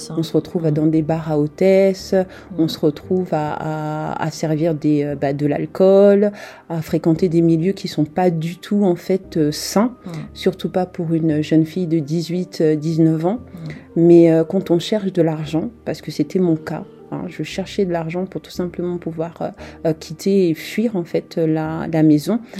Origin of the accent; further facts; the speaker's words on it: France; also born or lived in Republic of the Congo / Japan; je suis euh, française et je vis, euh, en fait, je suis en France depuis mes trois ans. mes parents sont originaires en fait du Congo Brazzaville